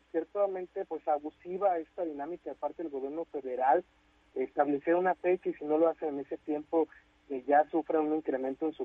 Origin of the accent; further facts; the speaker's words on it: Mexico; como buenos mexicanos pues mucho lo dejamos al último